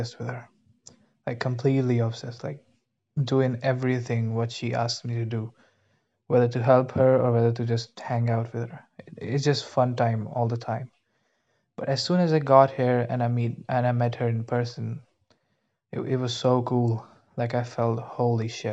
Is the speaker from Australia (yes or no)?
no; India; English is a second language; moved away; I'm actually from India